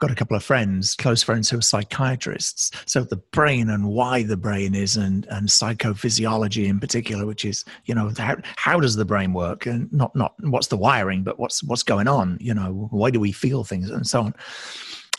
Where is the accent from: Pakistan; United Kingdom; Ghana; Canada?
United Kingdom; now in United States; despite my accent, since I actually live in the States and have done for many years, I'm originally a Brit